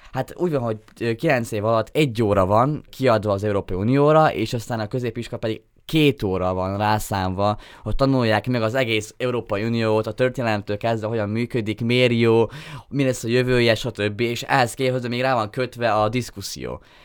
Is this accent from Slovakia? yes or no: yes; Dunajská Streda, Trnava Region, Slovakia; én Dunaszedén nőttem fel kiskorom óta